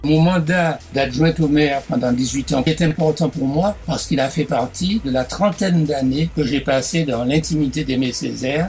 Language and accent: French; Martinique; moved away as an adult; also born or lived in Bordeaux; Quand j'ai quitté la Martinique en octobre 59 pour aller à mes études de médecine